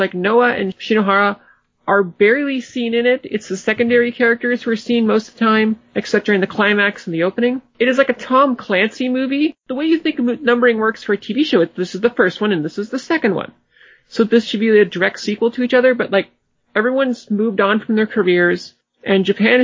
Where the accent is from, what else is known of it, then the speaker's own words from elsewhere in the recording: Newfoundland and Labrador, Canada; now in Toronto, Canada; I grew up in Labrador.